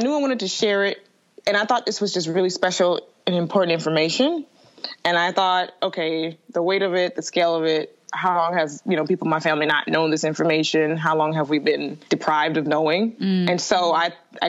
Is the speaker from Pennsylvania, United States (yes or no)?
no; Atlanta, Georgia, United States; now in Chicago, United States; I'm from Atlanta, but I live in Chicago